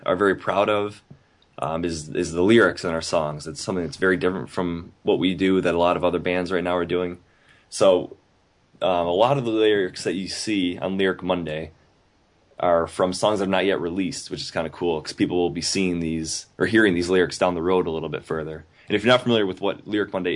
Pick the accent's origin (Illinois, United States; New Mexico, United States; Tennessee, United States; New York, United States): New York, United States; Buffalo; we're from Buffalo, we're very close to Canada.